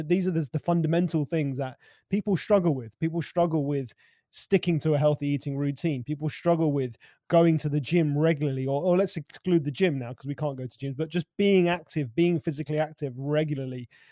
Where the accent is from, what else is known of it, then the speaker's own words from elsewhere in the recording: London, United Kingdom; I'm a Londoner. I mean, I live just on the outskirts of London.